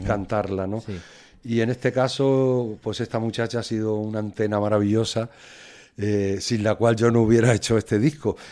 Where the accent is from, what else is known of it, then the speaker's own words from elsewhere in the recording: Extremadura, Spain; now in Madrid, Spain; como extremeño y como músico